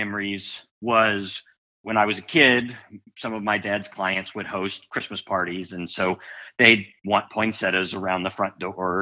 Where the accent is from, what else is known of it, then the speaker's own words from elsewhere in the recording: South Louisiana, United States; we grew up in South Louisiana